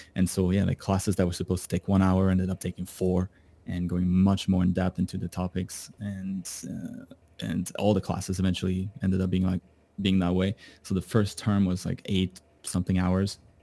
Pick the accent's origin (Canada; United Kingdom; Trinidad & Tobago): Canada; moved away; I, I'm from Canada